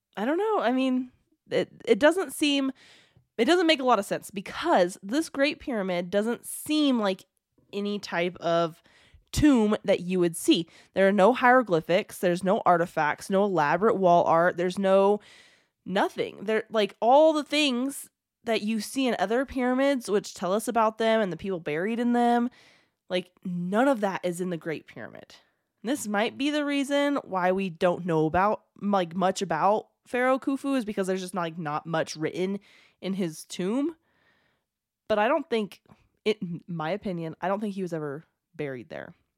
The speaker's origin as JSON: {"language": "English", "country": "United States", "said": "I'm American, very American"}